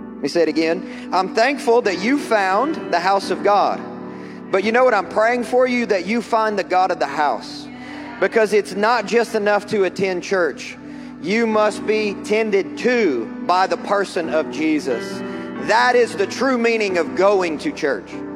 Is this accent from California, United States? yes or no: no; Kentucky, United States; I'm from Kentucky